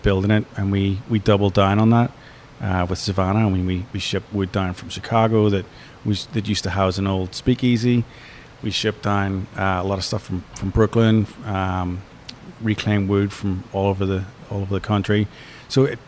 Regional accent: Ireland; moved away; also born or lived in New York; We're all from Ireland, but ultimately lived in New York for 20 years

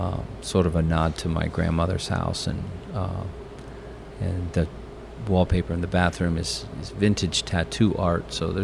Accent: Pennsylvania, United States; moved away; I grew up, like I said, I grew up in Pennsylvania

